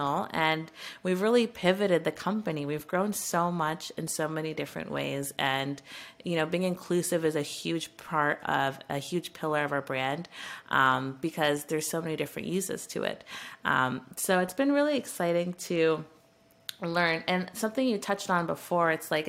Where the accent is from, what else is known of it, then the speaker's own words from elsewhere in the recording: Canada; as a Canadian